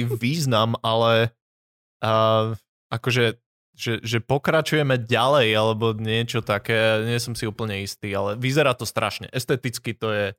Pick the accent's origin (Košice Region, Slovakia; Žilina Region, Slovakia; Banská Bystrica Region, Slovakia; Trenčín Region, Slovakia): Žilina Region, Slovakia; Žilina; also born or lived in Brno; now in Bratislava, Slovakia; Som zo Žiliny, mal som na chuja detstvo, študoval som v Brne, teraz som v Bratislave